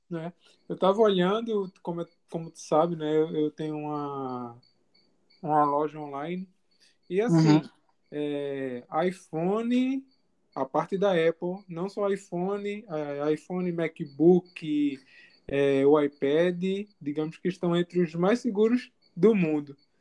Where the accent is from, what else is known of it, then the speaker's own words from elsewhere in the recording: Jaboatão dos Guararapes, Pernambuco, Brazil; onde eu moro. Sou de Jaboatão.